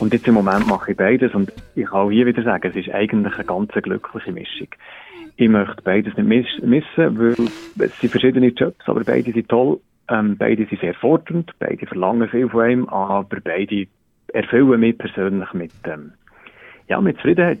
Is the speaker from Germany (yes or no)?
no; Biel, Bern, Switzerland; moved away as an adult; komme ursprünglich aus dem Kanton Bern